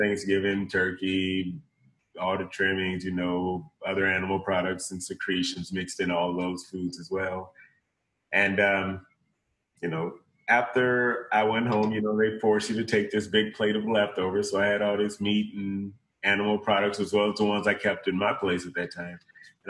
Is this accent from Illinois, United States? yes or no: yes; East St. Louis, Illinois, United States; originally I'm from East St. Louis, Illinois